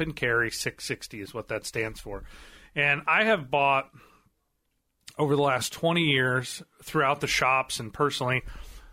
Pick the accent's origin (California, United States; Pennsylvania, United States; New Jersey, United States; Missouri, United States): Missouri, United States; Marionville; I grew up there in Marionville